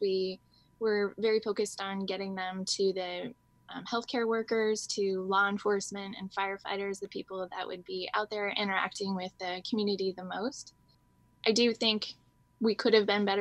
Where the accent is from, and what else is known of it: Washington, United States; born or raised there